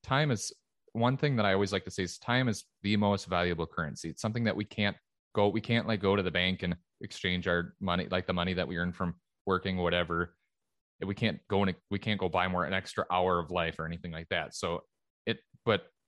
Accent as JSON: {"language": "English", "region": "Minnesota", "country": "United States", "tie": "born or raised there", "said": "here in the States and in my home state of Minnesota"}